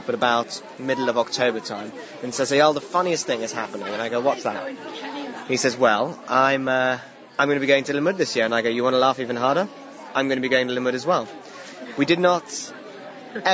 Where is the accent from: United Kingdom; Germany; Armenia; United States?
United Kingdom; London; I'm from London